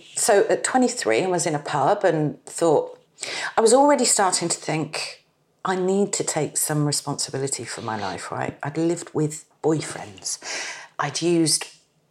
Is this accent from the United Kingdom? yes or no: yes; Bournemouth, South West England, United Kingdom; moved away as an adult; also born or lived in Bristol; I'm from Bournemouth, very parochial, touristy, gentle town.